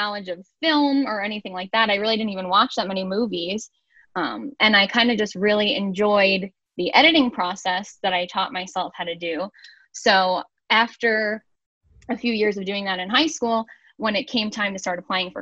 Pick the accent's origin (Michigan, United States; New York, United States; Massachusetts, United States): New York, United States; Valley Stream; moved away as an adult; now in Buffalo, United States; I'm originally from Long Island. The town that I'm from is called Valley Stream